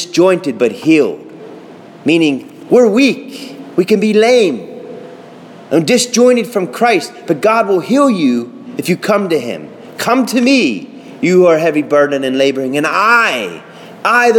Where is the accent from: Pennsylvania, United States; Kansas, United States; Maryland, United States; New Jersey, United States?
Pennsylvania, United States; Pittsburgh; I'm from Pittsburgh